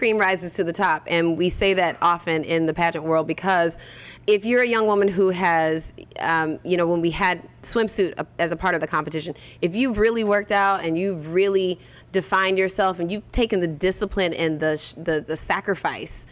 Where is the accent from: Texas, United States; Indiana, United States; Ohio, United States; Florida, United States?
Florida, United States; Orlando; I'm from Orlando